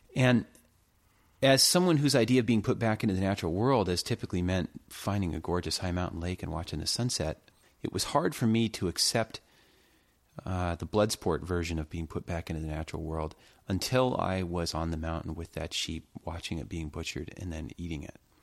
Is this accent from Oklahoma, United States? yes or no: no; California, United States; Growing up in California and spending time in the mountains of California